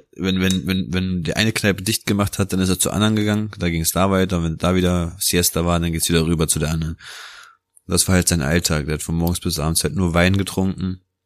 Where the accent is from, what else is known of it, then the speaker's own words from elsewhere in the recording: Germany; also born or lived in Naples, Italy; Bin in Neapel geboren, bin bis zu meinem dritten Lebensjahr dort aufgewachsen. Und mit knapp dreieinhalb Jahren bin ich dann ähm, nach Deutschland gekommen